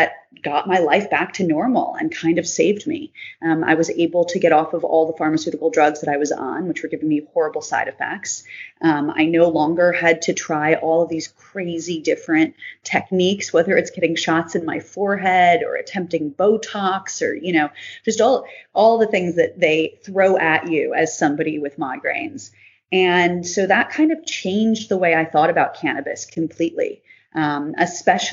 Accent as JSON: {"language": "English", "town": "Chicago", "region": "Illinois", "country": "United States", "moved": "yes", "lives_now": "Northern California, United States", "said": "I am originally from Chicago, but currently living in Northern California"}